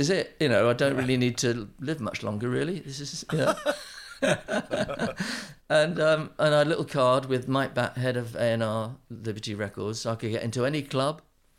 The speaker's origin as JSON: {"language": "English", "town": "Winchester", "region": "South East England", "country": "United Kingdom", "tie": "born or raised there", "also_born_or_lived": "Southampton / Bradford", "said": "I was born in Southampton."}